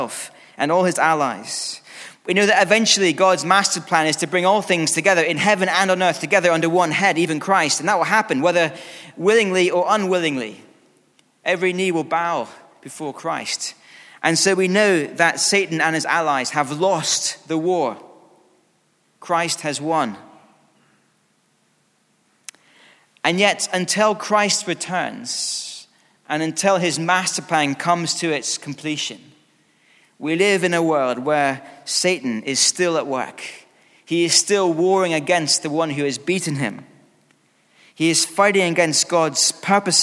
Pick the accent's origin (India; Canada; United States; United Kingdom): United Kingdom; Scotland; being Scottish